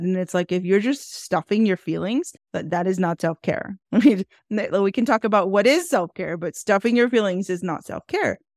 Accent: Houston, Texas, United States; I am born and raised in Houston, Texas

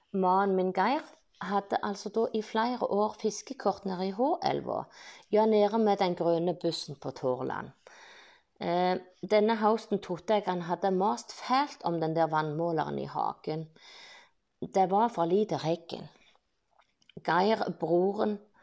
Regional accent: Bryne, Rogaland, Norway; jeg ble født på Brynehaugen i 1969. Jeg har barndomsminner fra skogen på Bryne

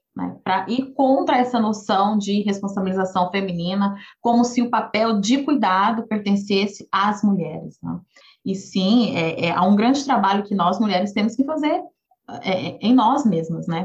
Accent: Goiânia, Goiás, Brazil; moved away; Eu cresci em Goiânia, eu sou filha única

